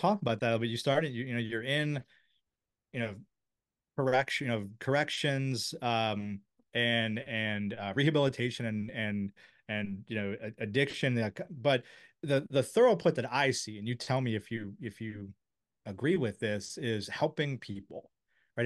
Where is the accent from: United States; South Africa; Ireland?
United States; Silver Spring, Maryland; I grew up in Silver Spring